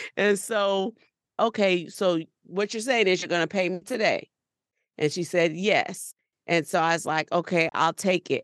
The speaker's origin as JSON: {"language": "English", "town": "New Orleans", "region": "Louisiana", "country": "United States", "said": "We're from New Orleans"}